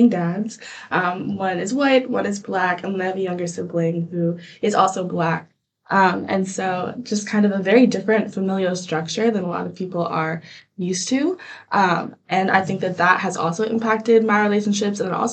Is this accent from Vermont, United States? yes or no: yes; Vermont, United States; I'm also from Vermont, which is very white